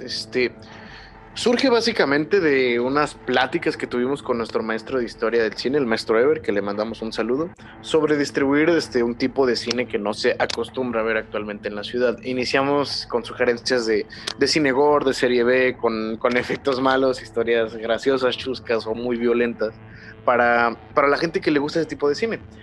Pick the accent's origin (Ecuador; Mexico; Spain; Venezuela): Mexico; first language Spanish; estamos nosotros como como mexicanos tan mermados en nuestro propio país